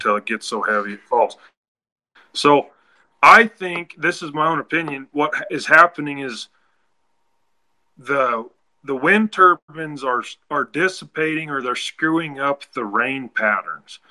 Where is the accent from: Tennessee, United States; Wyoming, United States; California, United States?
Wyoming, United States; where we are, we're from Wyoming, and the wind always blows